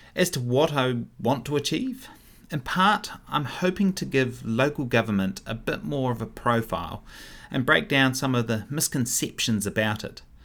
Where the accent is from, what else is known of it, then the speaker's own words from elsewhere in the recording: Wellington, New Zealand; also born or lived in Upper Hutt / Melbourne / London / Martinborough; now in Paraparaumu, New Zealand; I was born in Upper Hutt. I was raised in Wellington